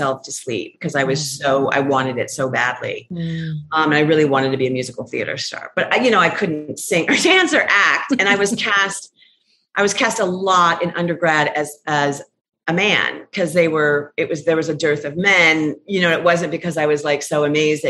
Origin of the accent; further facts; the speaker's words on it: Phoenix, Arizona, United States; I'm from Phoenix